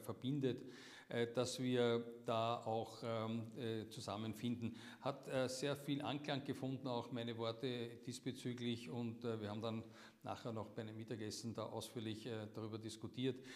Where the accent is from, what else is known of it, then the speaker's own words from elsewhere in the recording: Austria; wir als Österreicher